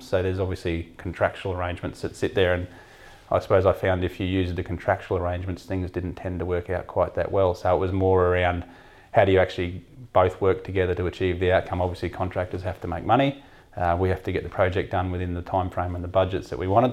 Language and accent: English; Mount Isa, Queensland, Australia; also born or lived in Melbourne; I grew up in Mount Isa, so I was exposed to the mining industry almost from sort of day one at school